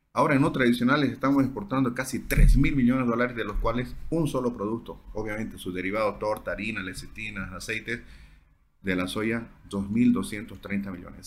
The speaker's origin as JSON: {"language": "Spanish", "region": "Santa Cruz", "country": "Bolivia"}